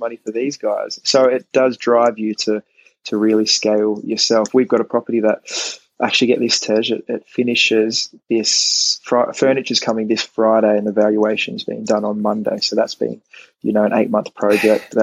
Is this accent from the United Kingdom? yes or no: no; Australia; moved away; I'm Australian